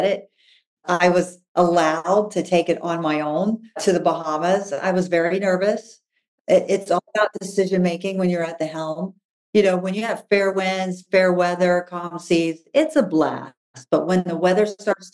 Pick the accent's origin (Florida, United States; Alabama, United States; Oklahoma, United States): Florida, United States; I grew up in Florida